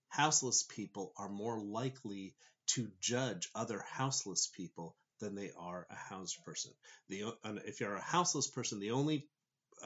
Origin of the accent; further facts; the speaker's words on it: Southern California, United States; I grew up in Southern California